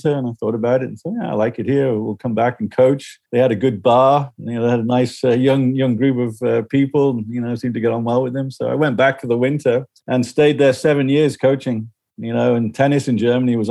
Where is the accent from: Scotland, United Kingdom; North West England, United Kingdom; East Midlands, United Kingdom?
North West England, United Kingdom; Liverpool; I grew up in Liverpool